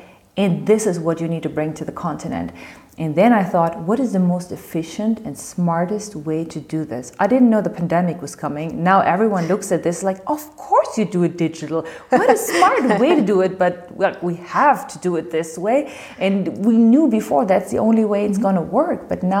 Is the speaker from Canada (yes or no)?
no; Morocco; I've been engaged in a couple of social projects in my home country, Morocco, some of them together with my father.